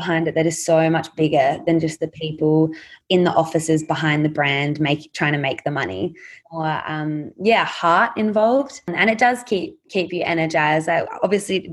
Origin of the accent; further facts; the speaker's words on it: Australia; us as Australian girls growing up in extremely privileged communities and school communities